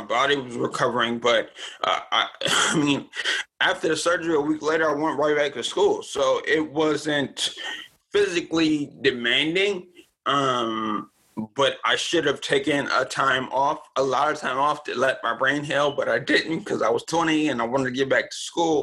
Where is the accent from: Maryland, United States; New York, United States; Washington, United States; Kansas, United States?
Maryland, United States; also born or lived in Richmond, Virginia; Then I moved to Maryland when I was about six